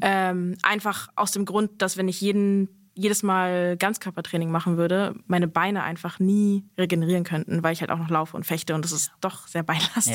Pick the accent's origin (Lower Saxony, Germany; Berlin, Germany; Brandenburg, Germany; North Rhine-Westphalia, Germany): Berlin, Germany; Ich bin ja in Berlin aufgewachsen, vor allem in Westberlin